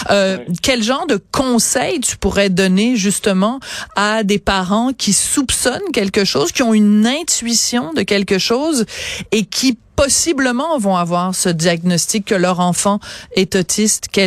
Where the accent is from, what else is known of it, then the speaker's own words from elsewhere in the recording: Montreal, Quebec, Canada; soit chez nous à Montréal.